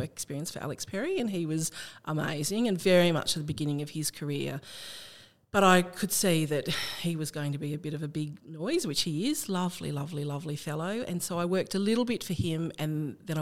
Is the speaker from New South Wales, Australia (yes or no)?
yes; Riverina, New South Wales, Australia; moved away as an adult; also born or lived in Canberra; I was brought up in the Riverina at a place called Area Park